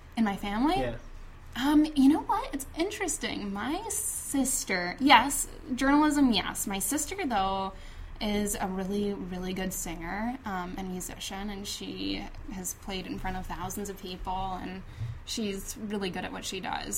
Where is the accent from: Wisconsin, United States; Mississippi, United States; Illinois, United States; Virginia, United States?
Illinois, United States; Chicago; I grew up on the north side of the city, and I grew up in Rogers Park